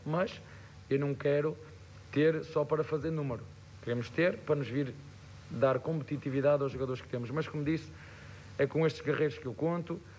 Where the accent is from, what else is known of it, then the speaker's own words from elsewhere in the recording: Portugal; moved away; Eu sou português e falo a mesma língua